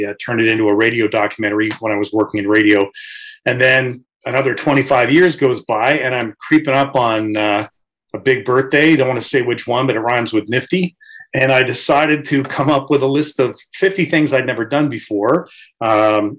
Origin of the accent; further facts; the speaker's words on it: Chatham, Ontario, Canada; I grew up in Chatham, Ontario.